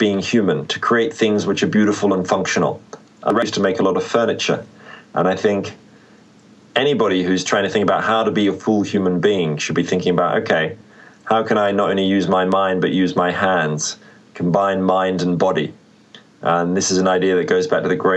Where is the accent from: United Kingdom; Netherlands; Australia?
Australia; moved away; I'm from Australia